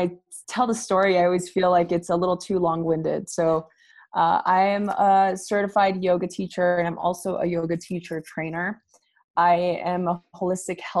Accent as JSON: {"language": "English", "town": "Los Angeles", "region": "California", "country": "United States", "said": "I am originally from East"}